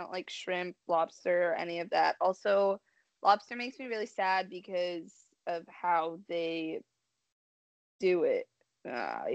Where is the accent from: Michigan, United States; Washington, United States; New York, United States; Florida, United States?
Washington, United States; I grew up in Washington